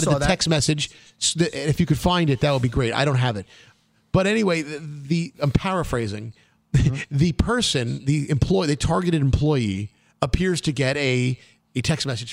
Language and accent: English; New York City, New York, United States; I'm from Brooklyn